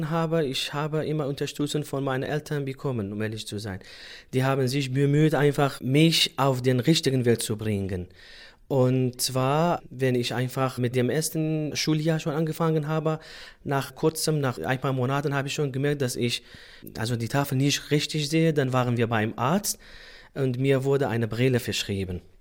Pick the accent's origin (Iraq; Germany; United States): Iraq; Sulaymaniyah Governorate; German is a second language; Wir sind Kurder und dann äh, hatten wir Probleme mit der äh, damaligen Regierung, Saddam Hussein nämlich